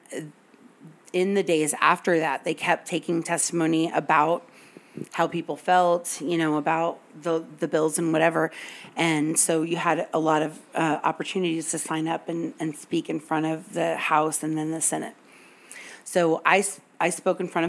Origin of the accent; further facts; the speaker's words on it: the South, United States; I'm from the South, and my meemaw taught me to say yes, ma'am, and no, sir